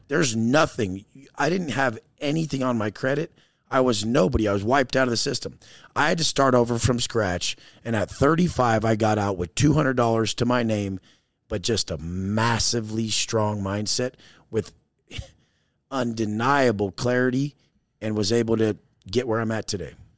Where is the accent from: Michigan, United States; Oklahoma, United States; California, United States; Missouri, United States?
California, United States; Oceanside; I grew up in Oceanside, California, San Diego, surfer, skater, snowboarder.